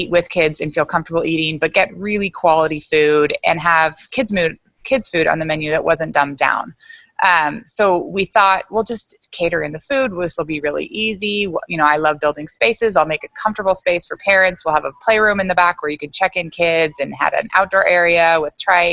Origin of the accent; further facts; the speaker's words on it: Bay Area, California, United States; moved away as an adult; also born or lived in Virginia; I'm from the Bay Area, which is now turned into Silicon Valley in California